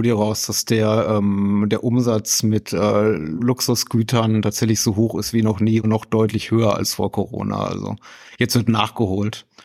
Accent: Berlin, Germany; ich komme aus Berlin, also ganze äh, Ortsteile, in denen es einfach zum guten Ton gehört, zum Bio-Supermarkt zu gehen

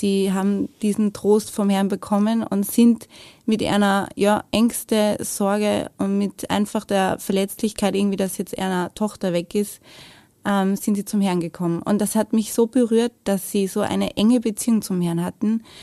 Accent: Lower Austria, Austria; also born or lived in Vienna; Also geboren bin ich in Wien, aber ich lebe, also habe gelebt damals in der Nähe von Wien. Also Niederösterreich, aber fast in Wien.

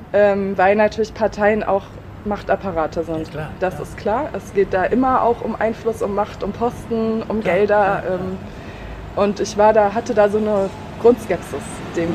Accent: Kassel, Hesse, Germany; moved away as an adult; also born or lived in Überlingen / Istanbul; now in Bremen, Germany; Bin zwar geboren in Überlingen, allerdings in Kassel aufgewachsen

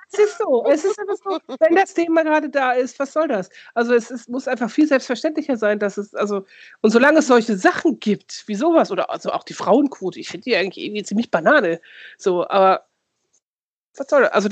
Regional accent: Lower Saxony, Germany; Aber ich komme ja aus dem Dorf bei Osnabrück und da wird es, also im Ost, also in der Nähe auch zu Ostwestfalen, das ist ja alles da so identitätsschwierig

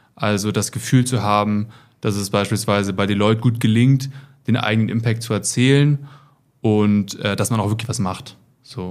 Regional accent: Germany; moved away as an adult; now in Munich, Germany; Ich komme eigentlich aus der Nähe von Hamburg und wohne jetzt seit ein paar Jahren in München.

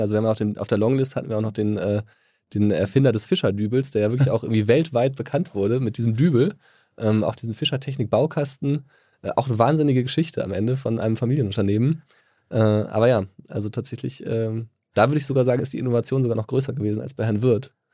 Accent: near Wuppertal, North Rhine-Westphalia, Germany; ich komme ja sogar aus der Nähe von Wuppertal

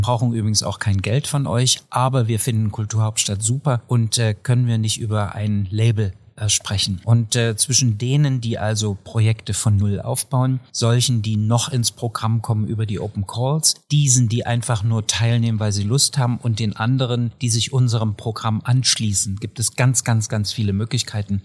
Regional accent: Döbeln, Saxony, Germany; moved away; also born or lived in Vienna; nichts verbindet mich mit Chemnitz mehr als Heimat. Ich komme aus Döbeln in Sachsen

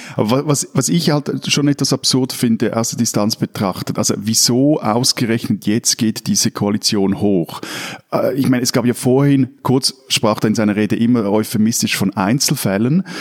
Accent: Switzerland; bei uns in der Schweiz

